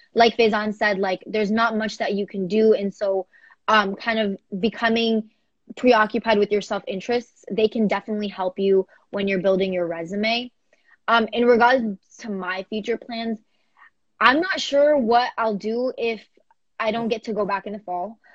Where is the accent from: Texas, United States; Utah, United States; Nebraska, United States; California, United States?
Texas, United States; Houston; I am from Houston, Texas